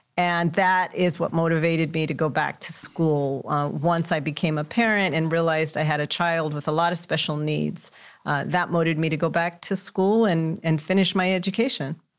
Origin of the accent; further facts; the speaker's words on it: Los Angeles, California, United States; I grew up in Los Angeles in a Mexican-American household